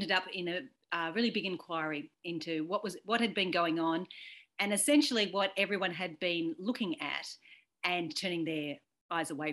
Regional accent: Australia; I'm an Irish Australian

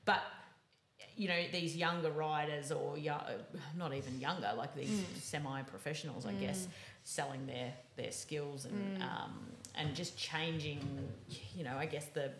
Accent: Melbourne, Victoria, Australia; city kids like myself, I grew up in Melbourne as well.

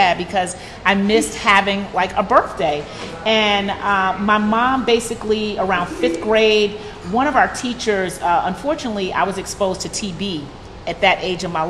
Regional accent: New York City, New York, United States; I was raised in New York City

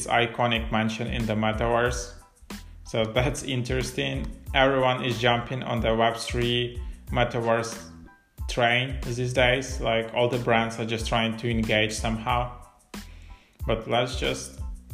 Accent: Ukraine; moved away; I'm originally from Ukraine

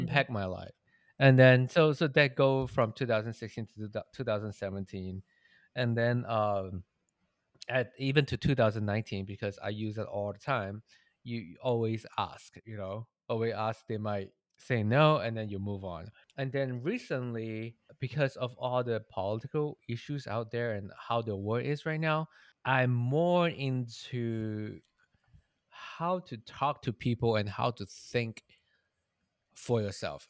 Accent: Malaysia; moved away; I'm Malaysian.

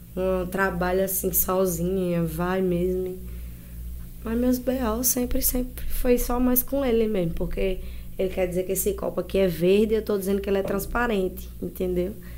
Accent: Santa Rita, Brazil; na minha cidade, nascida e criada em Santa Rita

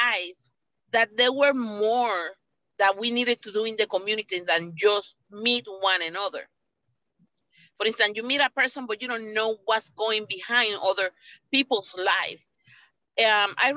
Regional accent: Puerto Rico; moved away; I come from Puerto Rico. And I'm Puerto Rican born

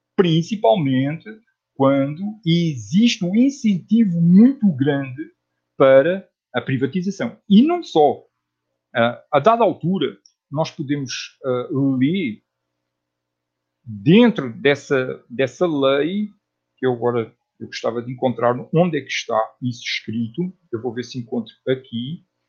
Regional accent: Portugal; moved away as an adult; also born or lived in Netherlands; now in Brazil; eu nasci em Portugal e morei em Portugal até aos trinta anos de idade. Aí mudei-me para a Holanda

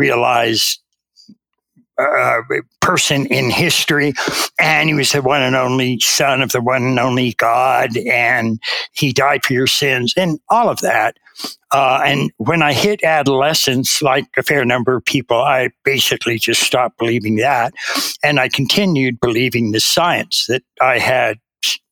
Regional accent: United States; I was raised in America

